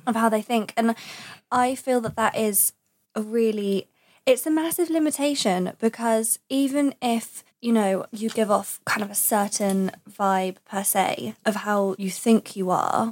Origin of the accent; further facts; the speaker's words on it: Essex, East of England, United Kingdom; I'm from Essex